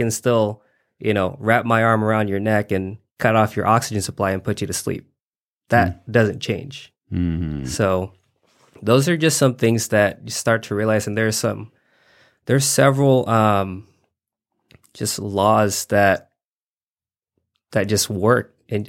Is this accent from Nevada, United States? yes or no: yes; Reno, Nevada, United States; I'm from Reno, Nevada.